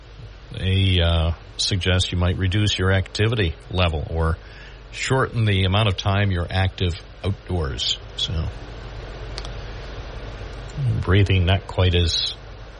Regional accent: Binghamton, New York, United States; the town where I was born

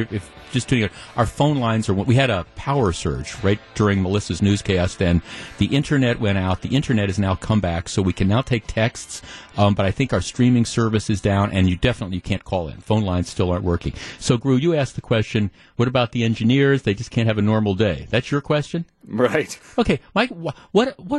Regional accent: Glendale, Wisconsin, United States; I grew up in Glendale and I mean, when we moved here, when I was like nine or 10 years old, we lived about, my parents lived about a mile from what Bayshore Shopping Center.

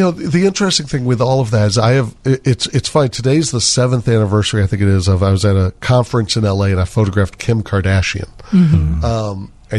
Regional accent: Chicago, Illinois, United States; know I was from Chicago.

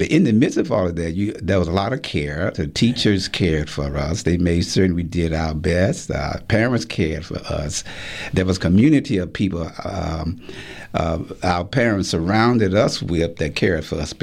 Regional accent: Memphis, Tennessee, United States; When I grew up in Memphis, it was segregated society

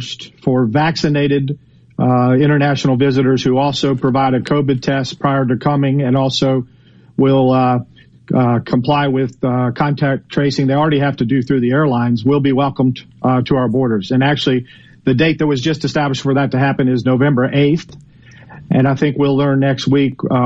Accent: Atlanta, Georgia, United States; moved away as an adult; also born or lived in Philadelphia, Pennsylvania / Florida; I was born in Philadelphia, but I grew up in Atlanta, Georgia, and I've spent most of my adult life in the state of Florida.

